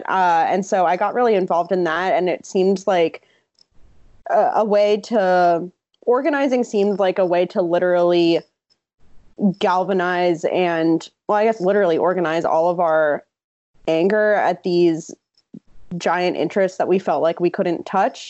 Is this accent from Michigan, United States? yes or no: no; New Jersey, United States; I grew up in New Jersey